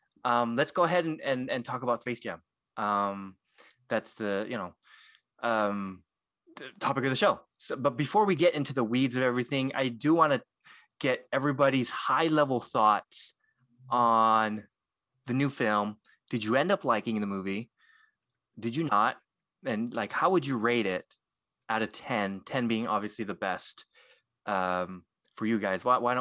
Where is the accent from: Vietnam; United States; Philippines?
Philippines; I'm glad I did. I would have failed as a Filipino if I.